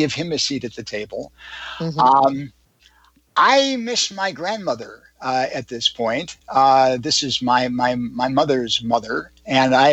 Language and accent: English; Chicago, Illinois, United States; moved away; I'm originally from Chicago